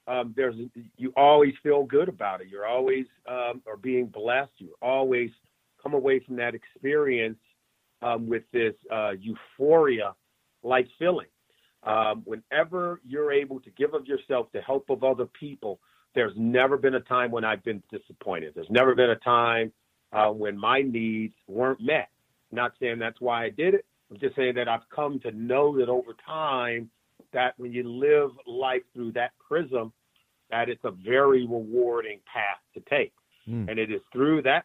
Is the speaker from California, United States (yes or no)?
yes; Compton, California, United States; I grew up in Compton, California, in Los Angeles